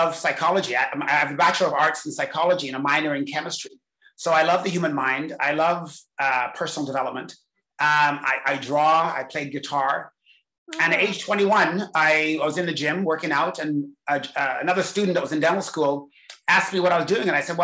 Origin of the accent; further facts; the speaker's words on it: England, United Kingdom; I was born in England